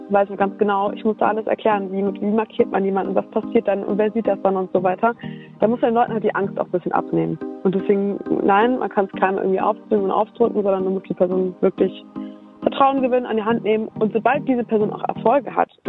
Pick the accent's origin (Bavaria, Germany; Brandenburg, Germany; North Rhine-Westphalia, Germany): North Rhine-Westphalia, Germany; Düsseldorf; Düsseldorf, Au. meine Heimat.